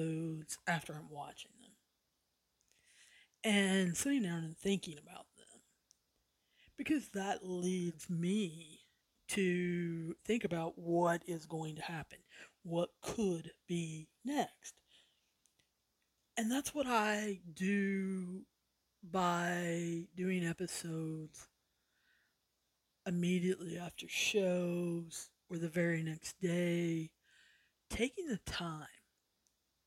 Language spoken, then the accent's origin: English; the South, United States; I'm from the South